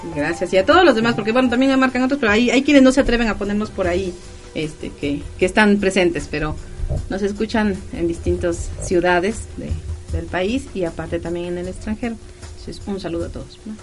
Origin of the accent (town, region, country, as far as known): Mexico